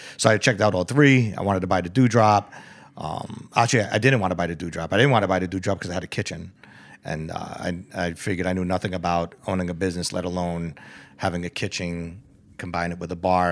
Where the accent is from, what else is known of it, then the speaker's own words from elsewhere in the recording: New York, United States; moved away; I was born and raised in the Bronx in Mount Vernon